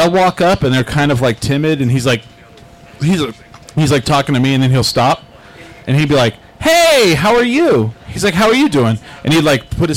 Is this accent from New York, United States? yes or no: no; New Mexico, United States; We're from New Mexico